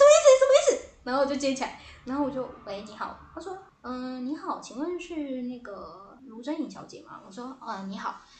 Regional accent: Taipei, Taiwan; 对，台北人

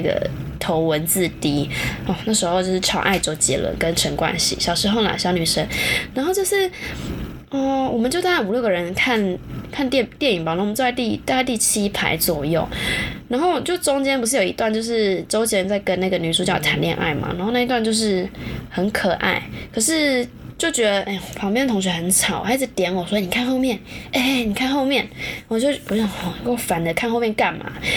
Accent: Taichung, Taiwan; 我是台中人嘛，以前那个全球电影院啊

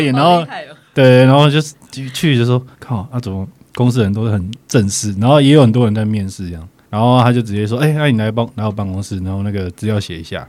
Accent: Yilan County, Taiwan; also born or lived in South Africa; 我们台湾人

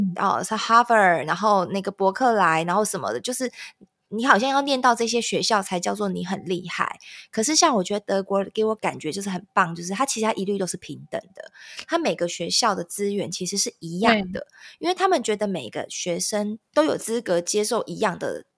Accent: Taiwan; 可是我们台湾人，呃，华人会觉得，我八点以前只要进家，这家店，你要等我 shopping 完，你才可以关

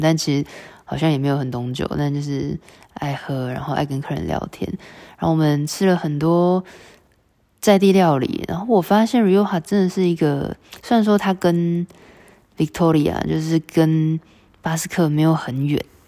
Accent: Taiwan; 我们台湾人

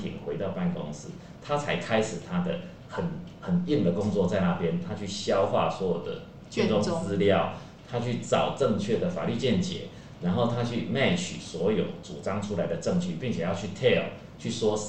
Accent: Chiayi, Taiwan; 我先回到我家乡了，我先到嘉义。

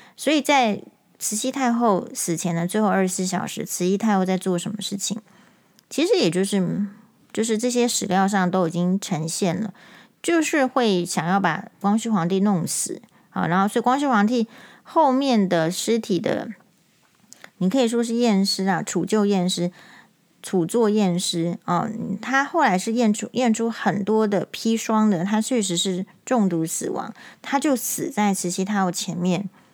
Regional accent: Taiwan; 身为台湾人

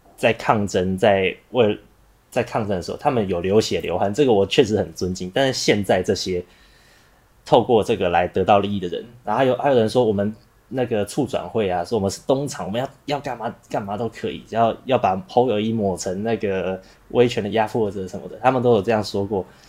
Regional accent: Taiwan; 我们台湾人

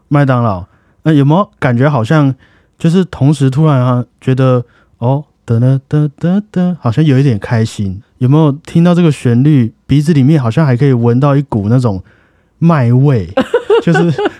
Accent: Taiwan; 我们台湾人

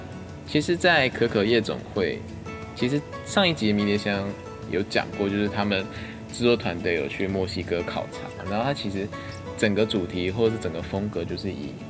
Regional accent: Taiwan; 那我是台湾的话，可能就是哦，我摆一堆食物这样

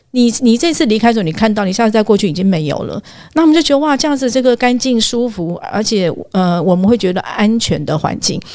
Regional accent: Taiwan; 我们台湾人

